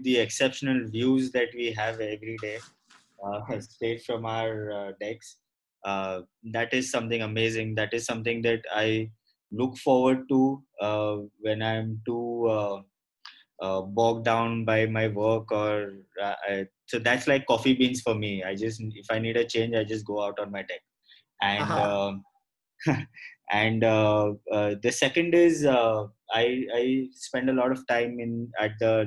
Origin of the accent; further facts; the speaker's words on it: Mumbai, Maharashtra, India; Born and brought up in Mumbai